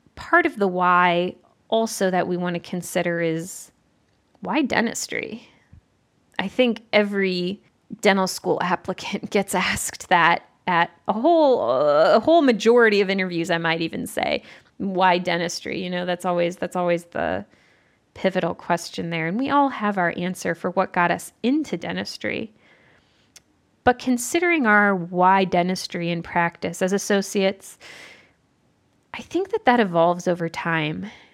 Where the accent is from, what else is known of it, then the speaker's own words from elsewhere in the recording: Southeastern Michigan, United States; moved away as an adult; also born or lived in Evanston, Illinois; now in Central Ohio, United States; I'm from Southeastern Michigan originally